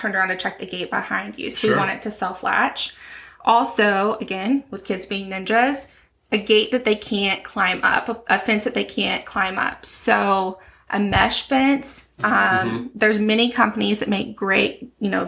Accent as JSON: {"language": "English", "region": "West Texas", "country": "United States", "tie": "born or raised there", "also_born_or_lived": "Stephenville, Texas / Del Rio, Texas / San Antonio, Texas", "moved": "as an adult", "lives_now": "La Vernia, United States", "said": "I'm a Texas native, born and raised in West Texas up in the Panhandle"}